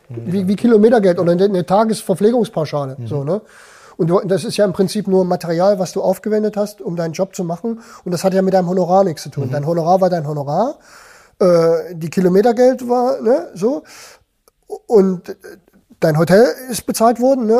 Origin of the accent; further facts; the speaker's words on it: Germany; als Deutscher